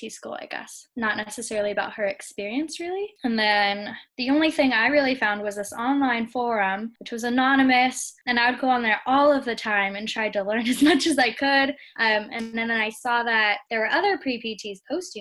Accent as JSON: {"language": "English", "region": "California", "country": "United States", "also_born_or_lived": "Maryland", "moved": "as an adult", "said": "I'm from California"}